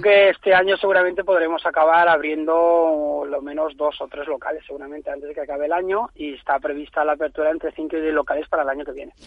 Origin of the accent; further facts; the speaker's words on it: Valencia, Valencian Community, Spain; nosotros somos de Valencia